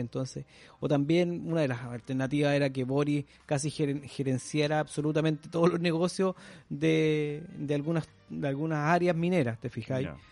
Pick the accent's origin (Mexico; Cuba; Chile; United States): Chile; also born or lived in Concepción, Chile